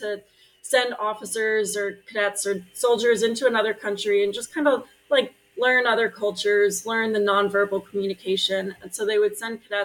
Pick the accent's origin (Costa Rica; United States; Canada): United States; Long Island, New York; moved away as an adult; also born or lived in Burlington, Vermont; now in Portland, United States; I grew up on Long Island in Long Island